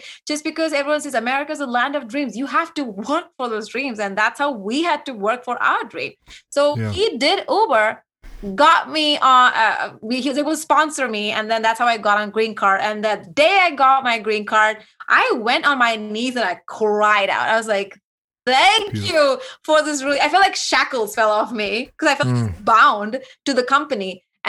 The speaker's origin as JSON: {"language": "English", "country": "India", "accent": "Indian", "second_language": "English", "said": "I had a very thick Indian accent because I felt so insecure and absolutely not confident at all because of the way I speak, the way I look."}